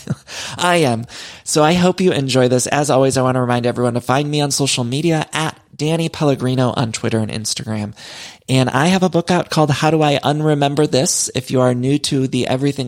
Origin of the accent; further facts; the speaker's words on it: Ohio, United States; I grew up in Ohio